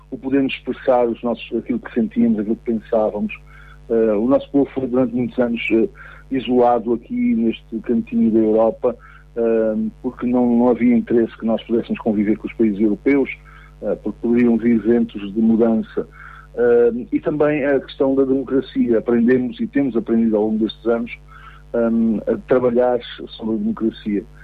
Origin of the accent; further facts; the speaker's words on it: Angola; born there; Não, eu nasci em Angola. Os meus pais eram missionários uh, em Angola uh, e, portanto, vivíamos lá há muitos anos